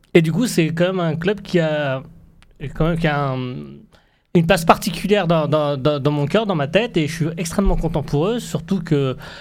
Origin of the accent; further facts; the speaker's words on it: Tlemcen, Tlemcen Province, Algeria; chez nous, à Tlemcen